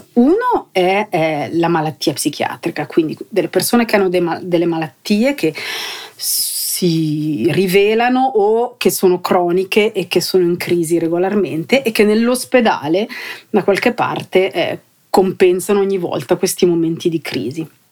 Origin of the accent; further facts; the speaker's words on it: Cavergno, Ticino, Switzerland; io sono cresciuta qui eh, a Cavernio in un ambiente popolare